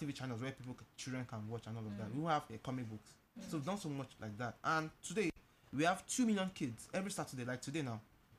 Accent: Anambra, Nigeria; I'm from Anambra

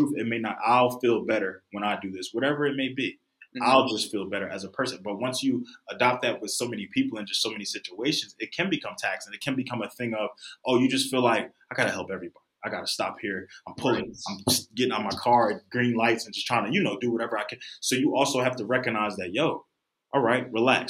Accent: Philadelphia, Pennsylvania, United States; I come from Philadelphia

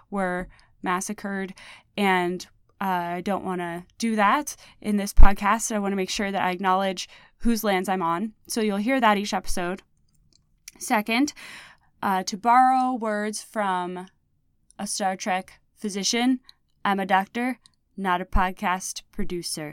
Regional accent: Indiana, United States; moved away; my home state of Indiana. I've been living here for the last 2.5 years, but I've been coming home here on and off for over a decade.

